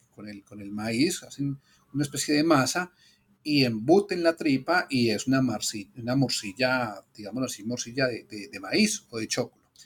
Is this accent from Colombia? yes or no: yes; Colombia; Como colombianos.